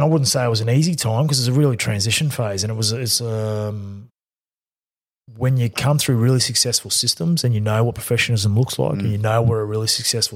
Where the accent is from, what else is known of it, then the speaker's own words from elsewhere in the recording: North Queensland, Australia; I'm from North Queensland